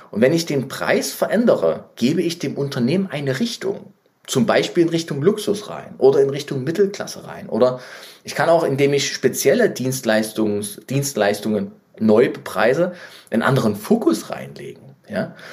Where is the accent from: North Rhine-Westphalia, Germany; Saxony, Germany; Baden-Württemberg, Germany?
Saxony, Germany; Leipzig; ich bin ja Leipziger, wie ihr wisst. Ähm, überall in der ganzen Stadt Werbung von Amazon.